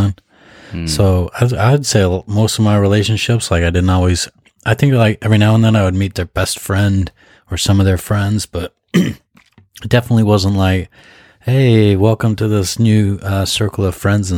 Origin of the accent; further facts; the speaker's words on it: United States; now in Japan; as an American